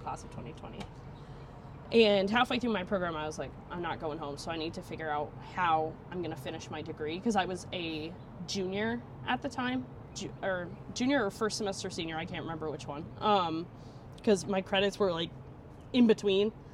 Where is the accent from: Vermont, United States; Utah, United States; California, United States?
Vermont, United States; born or raised there; moved away as an adult; now in Florida, United States